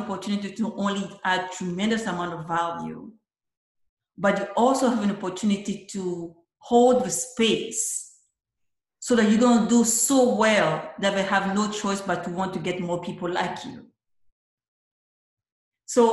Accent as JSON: {"language": "English", "country": "Côte d’Ivoire", "tie": "born or raised there", "moved": "as an adult", "said": "growing up in the Ivory Coast, growing up where I come from"}